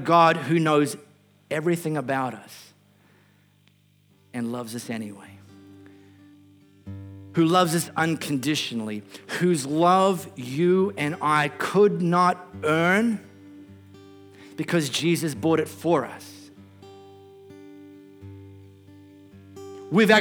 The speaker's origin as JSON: {"language": "English", "country": "Australia", "said": "I'm not an Aussie citizen"}